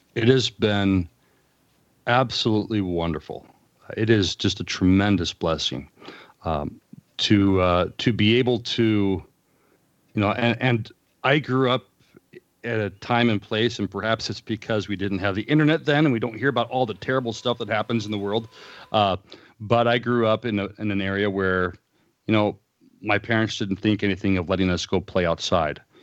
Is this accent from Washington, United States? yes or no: no; Los Angeles, California, United States; moved away as an adult; also born or lived in Fort Wayne, Indiana / Illinois; now in Willow Creek, United States; I spent the first twenty-three years of my life in Southern California. Um, I, I, uh, occasionally refer to it as Commie-fornia. uh, growing up in the Los Angeles area